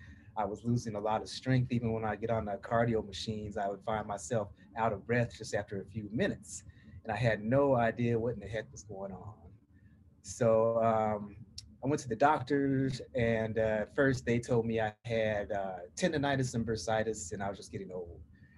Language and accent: English; Portland, Oregon, United States; Well, I'm from Portland, Oregon on the West Coast. But my people always tease me and say I sound like I'm from the South.